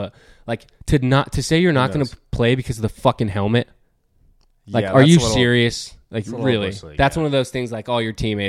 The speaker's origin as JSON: {"language": "English", "region": "California", "country": "United States", "tie": "born or raised there", "said": "we don't growing up in Northern California, didn't really cheer for them"}